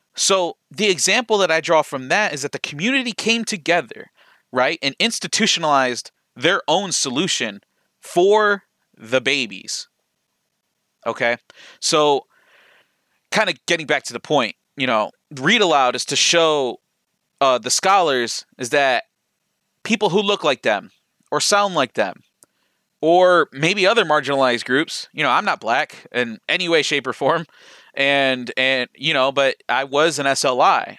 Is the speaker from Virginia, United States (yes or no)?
no; Lorain, Ohio, United States; where I grew up in Lorraine